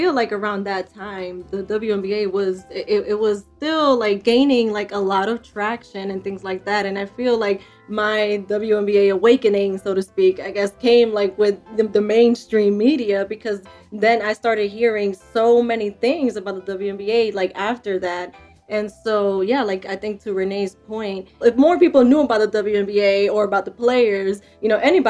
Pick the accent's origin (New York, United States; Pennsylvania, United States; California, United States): New York, United States; I was mostly into baseball because I grew up in New York and my family's Dominican.